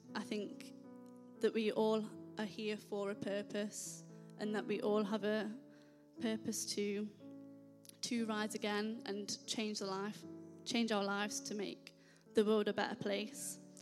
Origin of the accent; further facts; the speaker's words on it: Nottingham, East Midlands, United Kingdom; moved away; I'm originally from Nottingham.